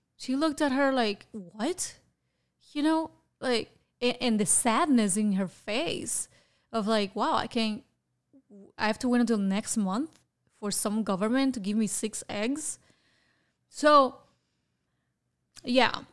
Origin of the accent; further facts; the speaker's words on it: Havana, Cuba; moved away as an adult; now in Florida, United States; I was born in Havana, Cuba in nineteen seventy-eight